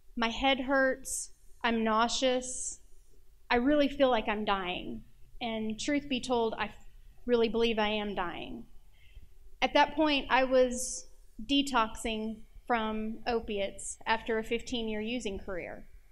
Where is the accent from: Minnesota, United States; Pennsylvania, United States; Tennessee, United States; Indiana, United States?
Tennessee, United States; Nashville; I'm from Nashville